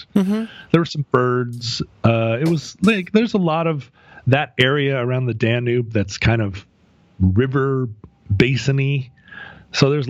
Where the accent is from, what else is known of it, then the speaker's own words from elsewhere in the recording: United States; I'm an American